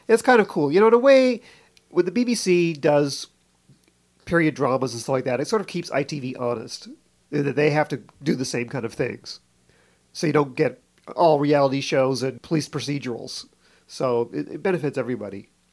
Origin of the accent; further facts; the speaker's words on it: Canada; moved away; I grew up in Canada